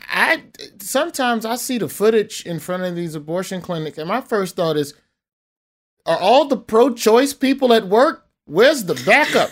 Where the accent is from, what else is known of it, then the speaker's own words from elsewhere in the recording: Birmingham, Alabama, United States; I'm from Birmingham